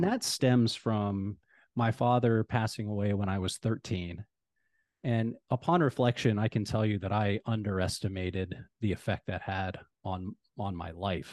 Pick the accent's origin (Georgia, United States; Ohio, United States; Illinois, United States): Ohio, United States; now in Phoenix, United States; Ohio, I'm from Ohio